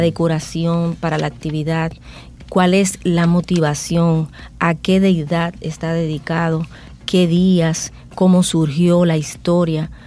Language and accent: Spanish; Dominican Republic; lo que somos como dominicanos